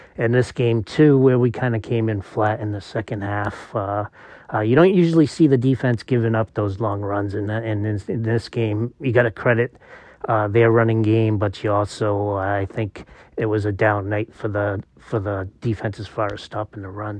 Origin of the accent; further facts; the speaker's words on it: Massachusetts, United States; I was raised in Massachusetts in an immigrant, uh, city